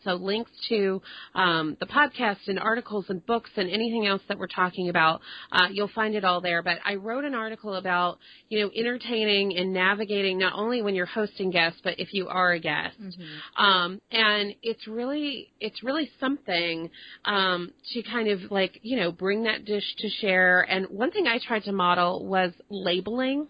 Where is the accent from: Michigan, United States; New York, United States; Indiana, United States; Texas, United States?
Texas, United States; Dallas; I grew up in te- in Dallas and uh, in Texas